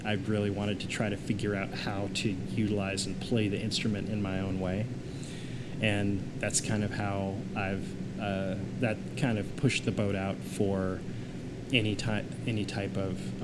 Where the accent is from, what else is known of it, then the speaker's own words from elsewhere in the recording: Kansas City, Missouri, United States; moved away; also born or lived in Chicago; I grew up in Kansas City, Missouri